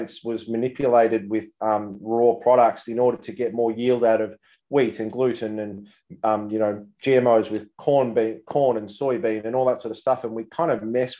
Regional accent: Mansfield, Victoria, Australia; also born or lived in Geelong / Mornington Peninsula / Gold Coast; now in Melbourne, Australia; I was born in the Mansfield Hospital and grew up, funnily enough, on Timbertop Grammar

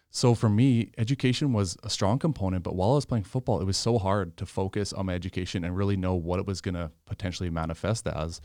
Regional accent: Regina, Saskatchewan, Canada; also born or lived in Yorkton; my parents moved to Regina when I was two, raised in Regina

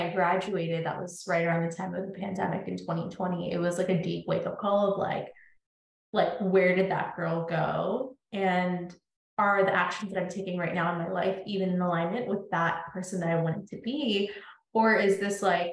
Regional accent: Northern Virginia, United States; also born or lived in India; I grew up in Northern Virginia, born in India, grew up in Northern Virginia, moved here when I was like 3 years old

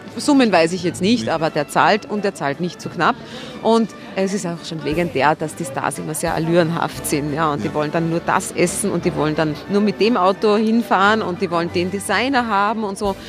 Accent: Vienna, Austria; als Wiener

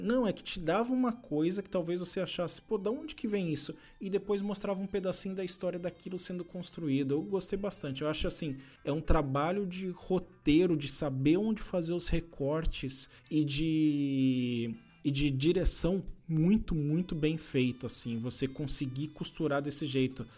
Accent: Brazil; como bom brasileiro

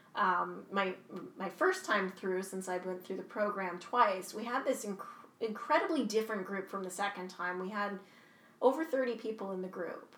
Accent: Kingston, Ontario, Canada; I'm from Kingston, Ontario. Uh, I grew up here since I was three years old

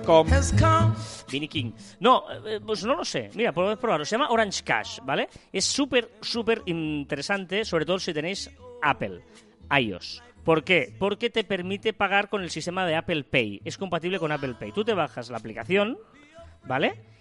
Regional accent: Sabadell, Catalonia, Spain; Soy de Sabadell

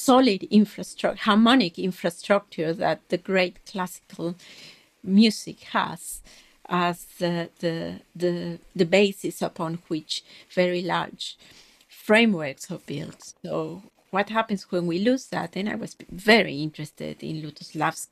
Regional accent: Mexico City, Mexico; moved away as an adult; also born or lived in Tehuacán, Puebla, Mexico / London, United Kingdom; In Mexico. I grew up in Mexico City

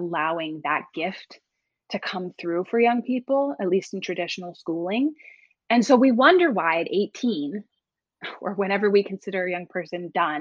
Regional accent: East Coast, United States; I grew up on the East Coast

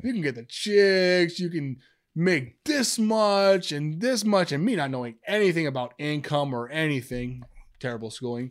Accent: Amityville, New York, United States; moved away; I'm from Amityville

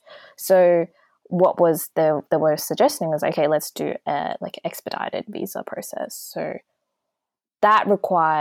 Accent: Australia; me growing up in Australia

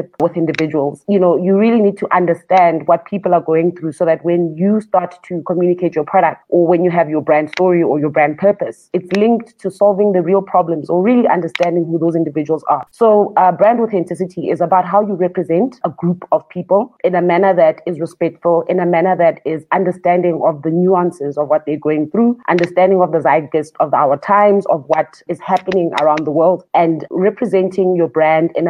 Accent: Soweto, Gauteng, South Africa; also born or lived in Atteridgeville; They bought a house in Soweto, in Dobsonville. And that's where I grew up

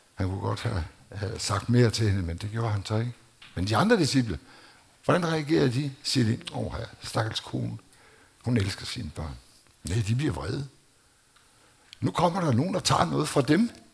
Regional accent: Denmark; jeg voksede op i Danmark

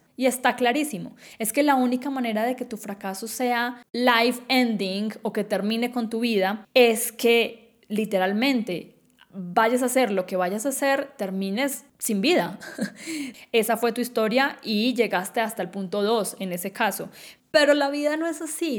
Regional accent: Quindío, Colombia; moved away as an adult; yo nací en Colombia, en el departamento más chiquito del país, el Quindío, eh, en una ciudad cafetera donde todo el mundo conocía a todo el mundo

